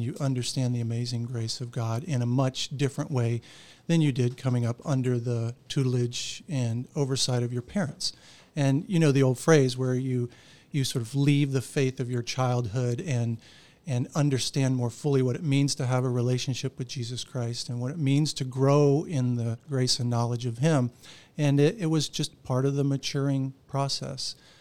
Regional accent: Orlando, Florida, United States; I grew up right here in Orlando

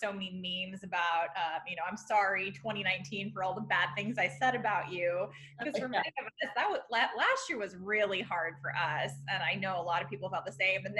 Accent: San Diego, California, United States; moved away as an adult; also born or lived in Indiana; I'm originally from San Diego, California. I went to Indiana University for my undergrad

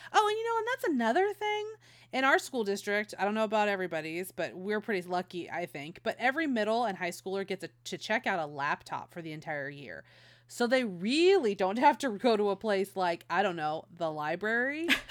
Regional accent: Modesto, California, United States; moved away; also born or lived in Las Vegas; I was a Northern Cali kid. I grew up in Modesto

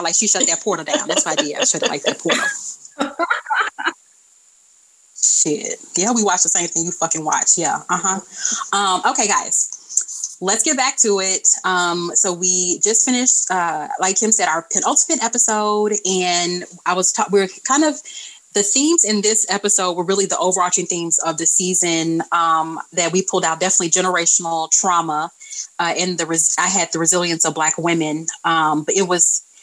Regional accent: Texas, United States; I'm from Texas, so we've always celebrated Juneteenth

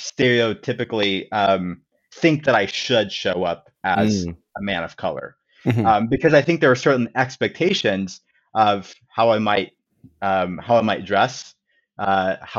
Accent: Inglewood, California, United States; now in Washington, D.C. area, United States; I was actually born and raised in Inglewood, California.

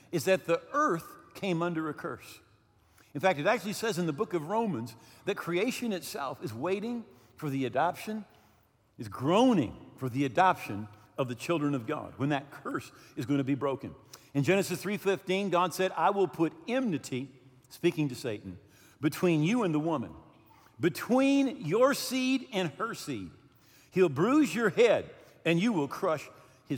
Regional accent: United States; also born or lived in Mexico; we're American

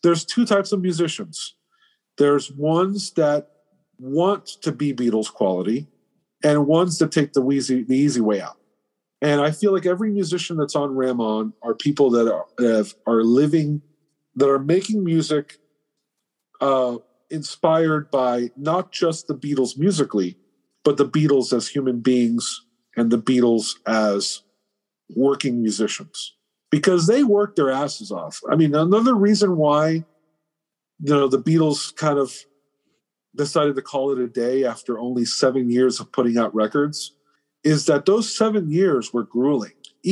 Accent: Miami, Florida, United States; I'm Cuban. I'm from Miami, Florida.

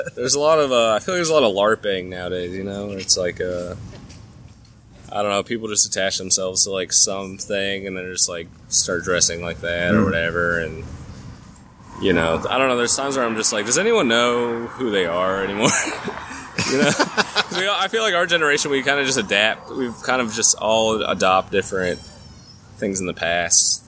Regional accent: California, United States; also born or lived in Orange County, California; now in Nashville, United States; there's a lot of people from California who I grew up

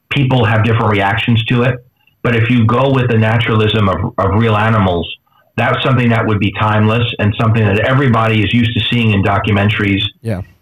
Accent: New York, United States; you know, I'm from New York, so I don't.

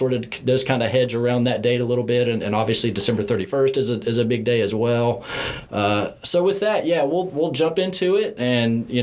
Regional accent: Indiana, United States; now in Tennessee, United States; growing up in Indiana and obviously now living here in Tennessee

